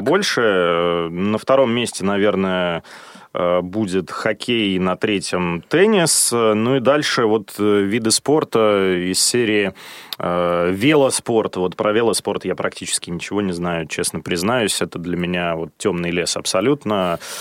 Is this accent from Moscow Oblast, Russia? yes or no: yes; Odintsovo, Moscow Oblast, Russia; Я вырос в Подмосковье, при том, что родился я в Москве, да, но рос э, в Одинцово